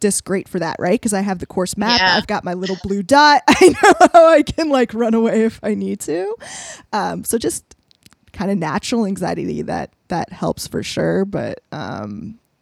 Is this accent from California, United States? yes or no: no; Colorado, United States; I grew up in Colorado